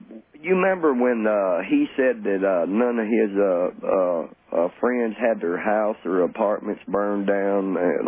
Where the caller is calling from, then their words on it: Tennessee, United States; calling from Tennessee.